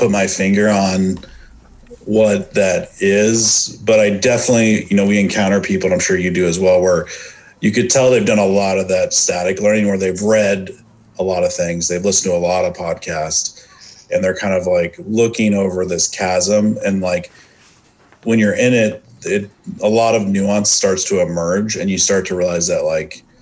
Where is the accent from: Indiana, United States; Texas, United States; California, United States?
California, United States; Northern; moved away as an adult; also born or lived in Austin / San Francisco; now in Kansas City, United States; Originally from Northern California. I moved to Kansas City about in 2018